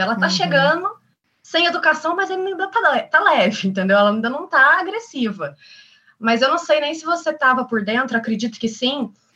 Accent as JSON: {"language": "Portuguese", "town": "São Lourenço", "country": "Brazil", "tie": "born or raised there", "said": "voltei para São Lourenço, para minha cidade natal, que é uma cidade muito pequenininha"}